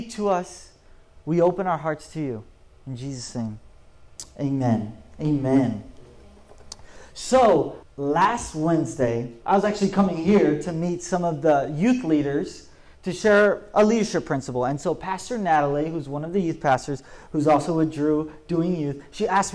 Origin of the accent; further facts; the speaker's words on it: Polk County, Florida, United States; moved away as an adult; also born or lived in Orlando, Florida; now in Orange County, United States; I grew up the end of my teenage years, I grew up in Orlando, Florida, but most of it, I grew up in Polk County, Florida